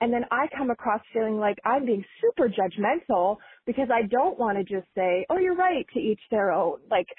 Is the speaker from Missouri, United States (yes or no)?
yes; Kansas City, Missouri, United States; now in Bay Area, United States; I'm calling from the Bay Area. I'm a huge fan of Majority 54, the Kansas City Chiefs, and the Kansas City Royals. I grew up in Kansas City.